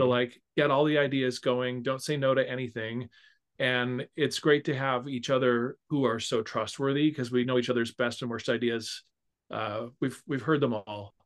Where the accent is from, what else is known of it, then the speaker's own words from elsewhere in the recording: Sacramento, California, United States; moved away as an adult; also born or lived in Illinois / Iowa City; Music Circus in Sacramento, which is my hometown